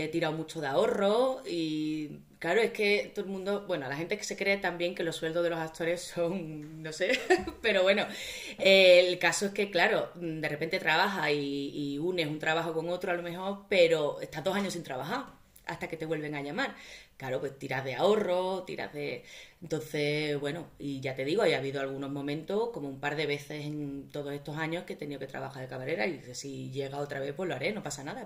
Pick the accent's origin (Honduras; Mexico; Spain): Spain; Seville, Andalusia; moved away as an adult; now in Madrid, Spain; yo soy de Sevilla, pero mi madre es de Cádiz